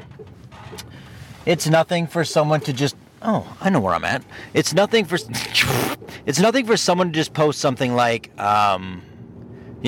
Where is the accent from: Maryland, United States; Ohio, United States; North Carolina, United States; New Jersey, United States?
Ohio, United States; moved away as an adult; now in Michigan, United States; Growing up in Ohio, living in Ohio for 40 years, I never had a dirt road anywhere